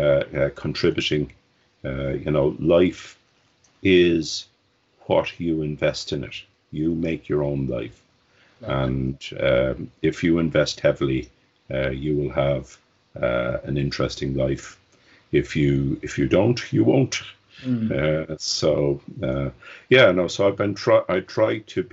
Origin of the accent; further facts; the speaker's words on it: Dublin, Leinster, Ireland; I was born in Dublin in Ireland, 60 years ago, and it was a very different place then. I grew up in Dublin.